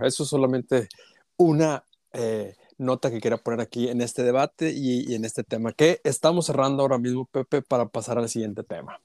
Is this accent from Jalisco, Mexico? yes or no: no; Saltillo, Coahuila, Mexico; yo soy de Saltillo